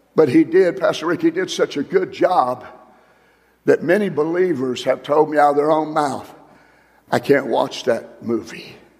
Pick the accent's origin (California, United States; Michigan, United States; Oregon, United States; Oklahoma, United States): Oklahoma, United States; Tulsa; I grew up in Tulsa, Oklahoma. And I grew up on, on the west side of Tulsa.